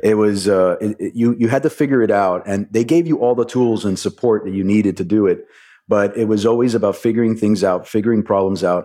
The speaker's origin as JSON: {"language": "English", "town": "Miami", "region": "Florida", "country": "United States", "tie": "born or raised there", "said": "I was born and raised in Miami"}